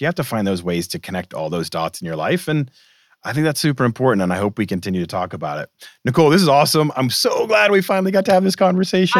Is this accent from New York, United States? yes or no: no; Boston, Massachusetts, United States; I grew up in Boston